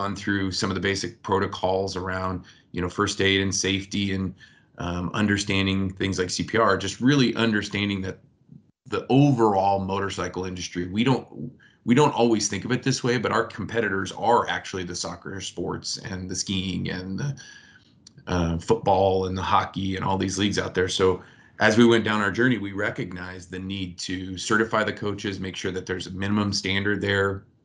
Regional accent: United States; also born or lived in Michigan / Ohio; I grew up in Michigan and Ohio

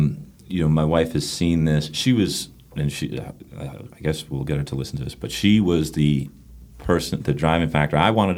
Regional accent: Northeast, United States; now in North Carolina, United States; I'm from the Northeast.

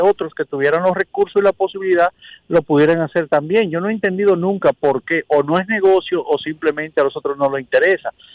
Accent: Dominican Republic; nosotros como dominicanos

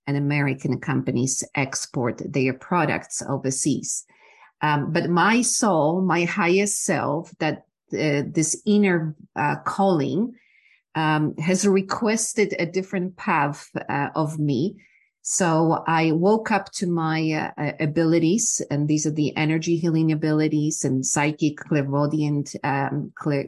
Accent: Poland; English is a second language; moved away as an adult; also born or lived in Ohio; now in Texas, United States; I'm originally from Poland. I grew up during the time of communism

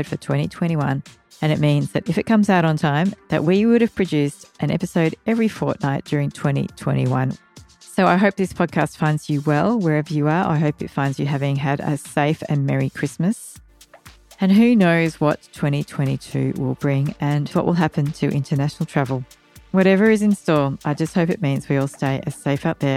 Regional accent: Canberra, Australian Capital Territory, Australia; I grew up in Canberra

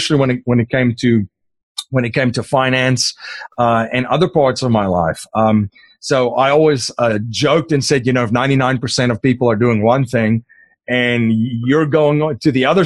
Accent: South Africa; first language Afrikaans; English is a second language; moved away as an adult; now in United States; I'm originally from South Africa

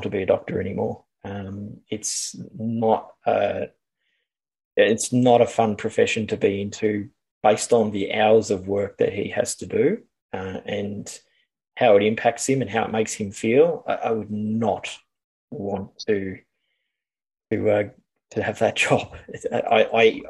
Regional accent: Australia; I'm Australian

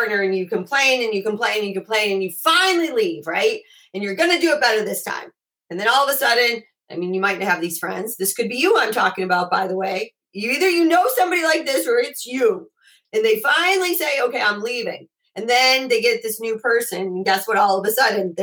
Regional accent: Chicago, Illinois, United States; I grew up in Chicago and we have basements in Chicago

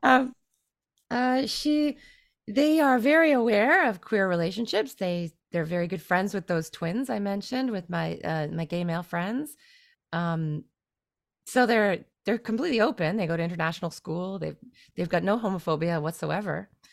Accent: Canada; moved away as an adult; now in China; my identity as a Canadian

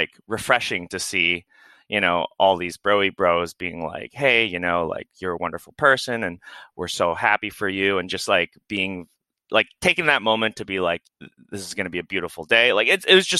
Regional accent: Midwest, United States; also born or lived in Florida; now in Portland, United States; I grew up in the Midwest

